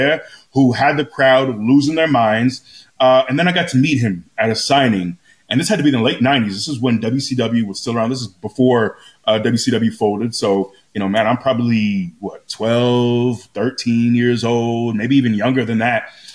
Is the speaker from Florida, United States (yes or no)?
yes; Florida, United States; I grew up in Florida.